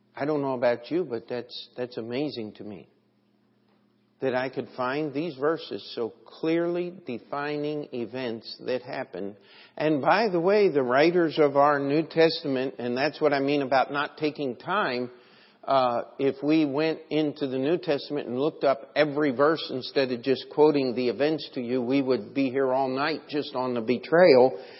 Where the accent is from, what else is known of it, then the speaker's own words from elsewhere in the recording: United States; I'm just an American and hope always to be